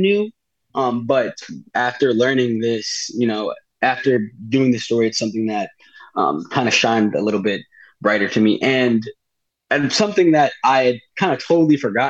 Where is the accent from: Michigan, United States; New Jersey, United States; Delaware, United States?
Delaware, United States; I'm from Delaware